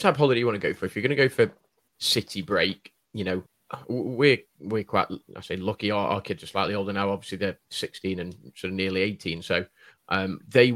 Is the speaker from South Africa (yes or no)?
no; United Kingdom; we as a Brit